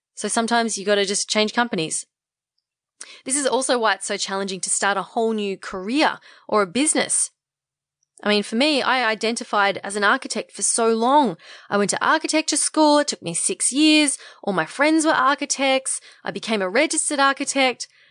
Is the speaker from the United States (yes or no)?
no; Australia; identify as Australian